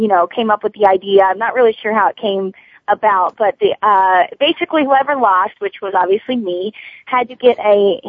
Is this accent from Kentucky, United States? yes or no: yes; Kentucky, United States; my family growing up, I mean, we're from Kentucky